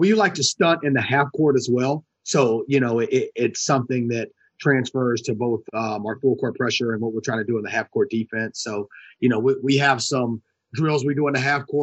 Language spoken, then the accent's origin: English; Atlanta, Georgia, United States; I grew up in East Atlanta, grew up in the inner city